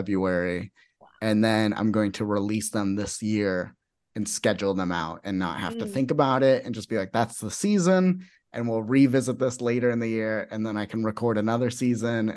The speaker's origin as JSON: {"language": "English", "town": "Phoenix", "region": "Arizona", "country": "United States", "said": "I'm from Phoenix."}